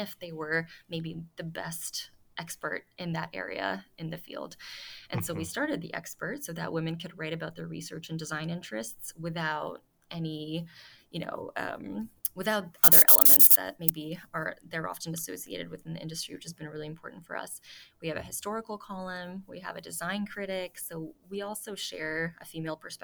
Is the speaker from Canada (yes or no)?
yes; Toronto, Ontario, Canada; moved away; I'm about to go to Toronto, my hometown